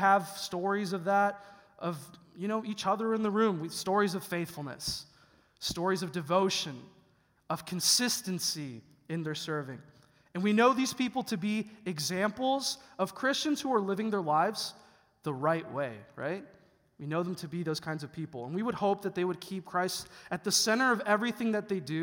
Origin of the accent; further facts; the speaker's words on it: Chicago, Illinois, United States; moved away as an adult; now in Mansfield, United States; I'm actually originally from a small town of Chicago, a suburb of Columbus